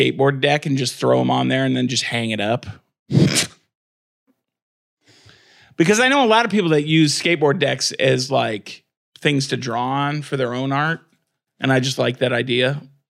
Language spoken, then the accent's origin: English; a town about 45 minutes from Fort Wayne, Indiana, United States; there wasn't one in my hometown. There was one 45 minutes away in Fort Wayne.